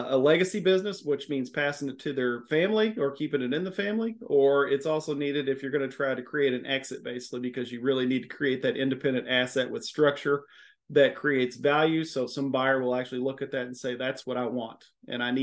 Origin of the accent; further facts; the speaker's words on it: Miami, Florida, United States; accent: southern twang; now in Louisville, United States; am based out of Louisville, Kentucky. If you can't hear the southern twang in my voice, I was born in Miami, Florida